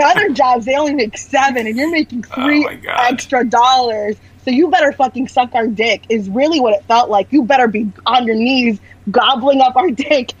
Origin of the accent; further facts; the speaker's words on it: Orlando, Florida, United States; I'm from Florida. I'm from Orlando